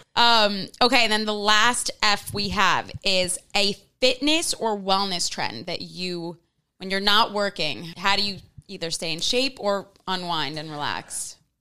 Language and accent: English; New York City, New York, United States; I remember growing up in Manhattan